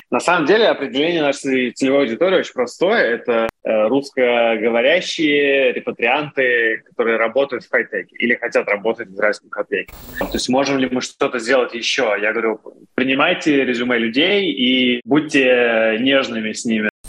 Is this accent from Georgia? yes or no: no; Russia; moved away as an adult; now in Israel; я был один из России